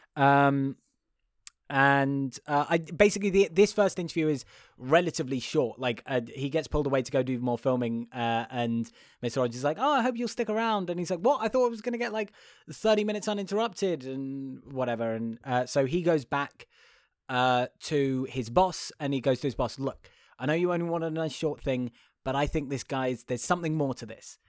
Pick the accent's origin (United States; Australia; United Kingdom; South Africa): United Kingdom; being British